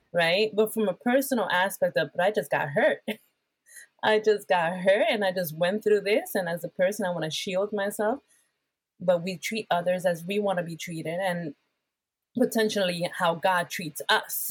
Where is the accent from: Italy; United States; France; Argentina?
United States; Bethlehem, Pennsylvania; English is a second language; also born or lived in Puerto Rico; I am from Bethlehem, Pennsylvania. I was born in Puerto Rico, a Latina.